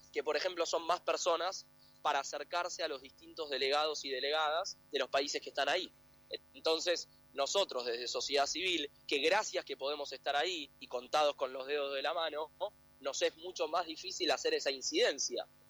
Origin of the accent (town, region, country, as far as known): Argentina